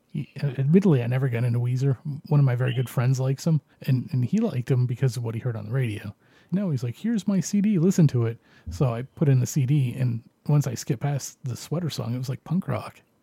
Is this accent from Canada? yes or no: yes; Canada; I'm Canadian